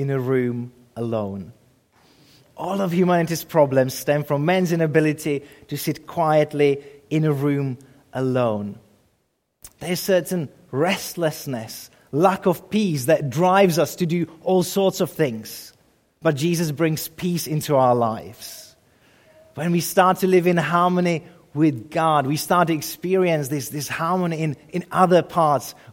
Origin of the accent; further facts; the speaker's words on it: Czechia; moved away; I grew up in the Czech Republic